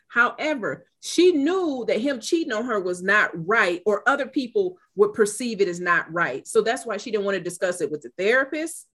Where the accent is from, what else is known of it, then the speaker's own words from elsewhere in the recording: Michigan, United States; I'm from Michigan.